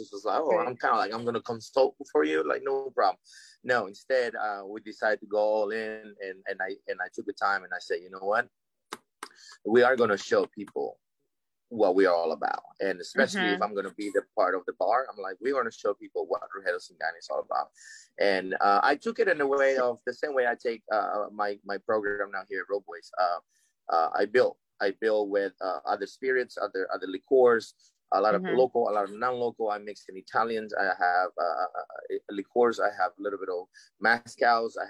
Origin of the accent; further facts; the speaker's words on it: Alexandria, Virginia, United States; also born or lived in Arlington, Virginia; growing up in Alexandria, Arlington